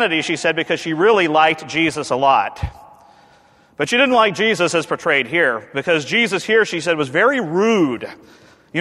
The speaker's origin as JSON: {"language": "English", "country": "United States", "said": "as an American male, raised on John Wayne and Clint Eastwood"}